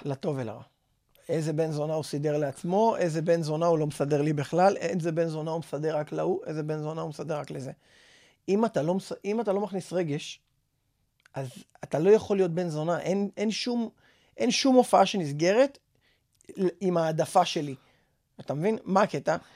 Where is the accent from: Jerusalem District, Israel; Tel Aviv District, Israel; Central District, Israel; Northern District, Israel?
Tel Aviv District, Israel; Bat Yam; אני בת ימי מאז שאני זרע